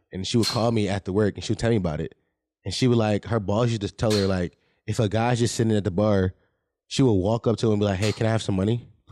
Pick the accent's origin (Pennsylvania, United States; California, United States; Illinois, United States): Pennsylvania, United States; Philadelphia; I'm from Philadelphia, born and raised